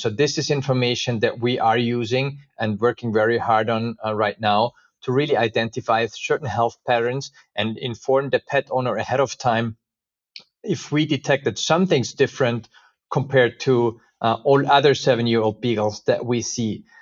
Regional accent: Austria; moved away as an adult; also born or lived in United States; I was actually, uh, born and raised in Austria

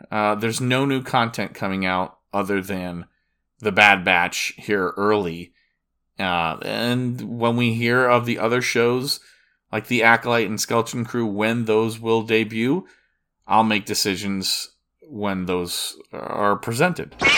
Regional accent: Disney World area, Florida, United States; I'm from Disney World, the Disney World area

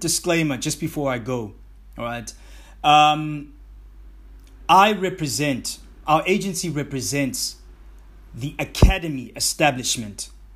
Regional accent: South Africa; my home country, South Africa

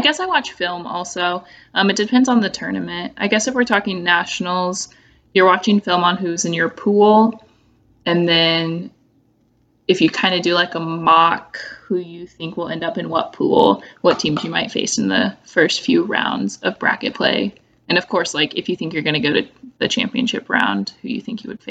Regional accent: Kansas, United States; I'm from Kansas

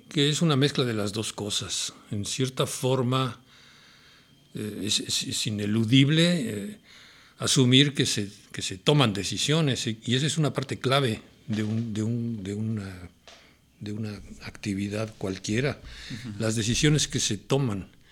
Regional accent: Mexico City, Mexico; Yo nací en la Ciudad de México. Viví en la colonia Santa María la Ribera, un barrio, era un barrio eh, interesante, rico, de, vida social ¿no? muy popular.

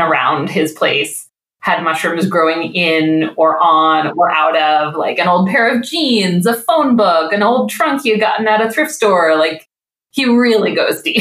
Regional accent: New England, United States; also born or lived in California / Midwest; now in Detroit, United States; I grew up in New England where now having lived in California and the Midwest, I go back home to New England

